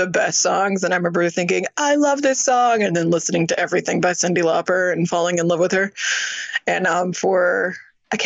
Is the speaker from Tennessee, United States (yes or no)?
yes; Franklin, Tennessee, United States; I grew up in Franklin, Tennessee